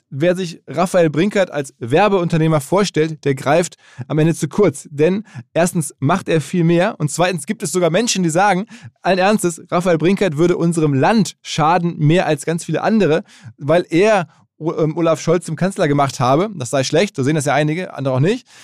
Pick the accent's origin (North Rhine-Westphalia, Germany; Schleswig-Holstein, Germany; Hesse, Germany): North Rhine-Westphalia, Germany; Essen; ich mit Essen da schon ein bisschen zentraler bin